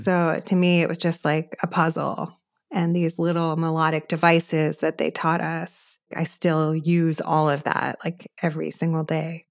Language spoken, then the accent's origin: English; outside Philadelphia, Pennsylvania, United States; I grew up outside Philly